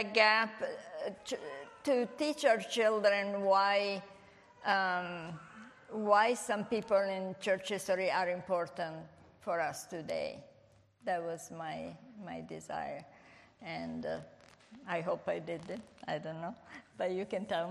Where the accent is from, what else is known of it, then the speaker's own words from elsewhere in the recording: Italy; English is a second language; moved away; I was born in Italy